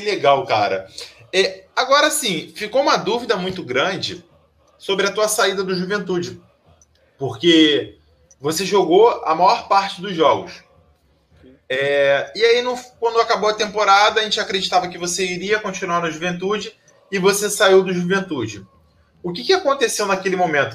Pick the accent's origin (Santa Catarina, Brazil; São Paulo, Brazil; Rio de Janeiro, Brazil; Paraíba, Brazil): Rio de Janeiro, Brazil; eu sou do Rio de Janeiro, eu não sou do Rio Grande do Sul